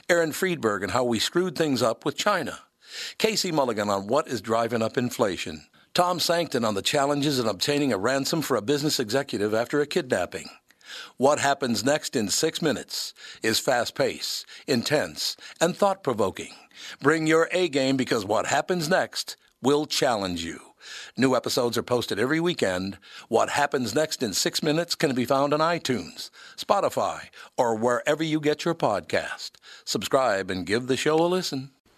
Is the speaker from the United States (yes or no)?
no; United Kingdom; Hey, I'm Scottish and English. I can say that.